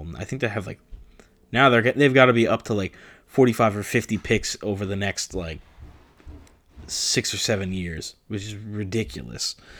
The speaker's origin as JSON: {"language": "English", "region": "New Jersey", "country": "United States", "said": "I'm from New Jersey"}